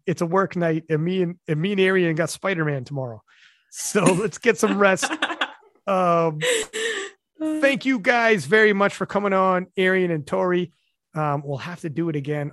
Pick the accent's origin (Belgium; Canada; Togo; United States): Canada; I'm Canadian